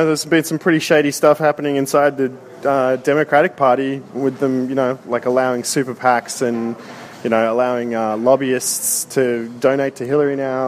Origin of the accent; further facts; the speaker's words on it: Sydney, New South Wales, Australia